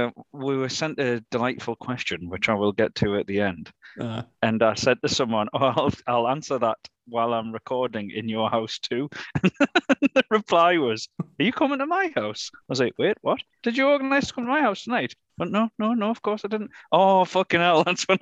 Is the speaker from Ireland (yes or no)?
yes; Ireland; I am Irish.